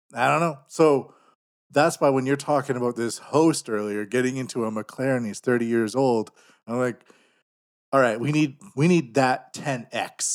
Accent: Canada; now in Japan; I'm from Canada

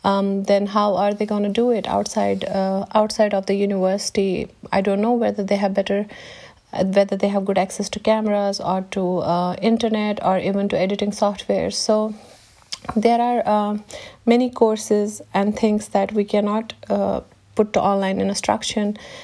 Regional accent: Jammu and Kashmir, India; I mean, I come from Kashmir, which is a conflict zone. I have spent most of my life inside the house because there was a curfew outside.

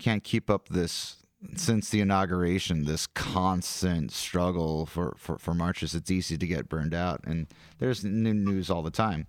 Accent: South Carolina, United States; I'm a weirdo from Carolina.

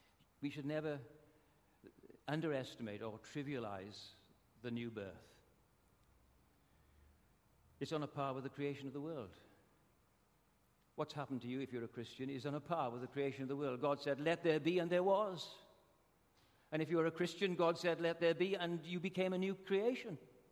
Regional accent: Wales, United Kingdom; also born or lived in Hobart, Australia; now in Australia; I'm Welsh

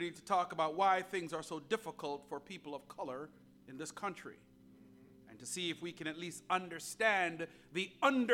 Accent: Jamaica; now in United States; I was born outside of the United States in a beautiful country called Jamaica

